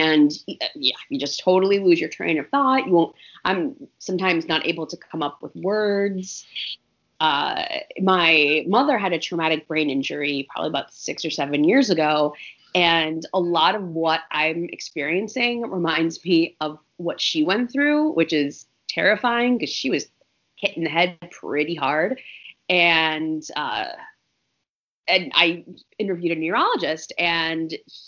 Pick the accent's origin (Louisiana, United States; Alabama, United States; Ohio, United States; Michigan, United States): Ohio, United States; now in New York, United States; I'm originally from Ohio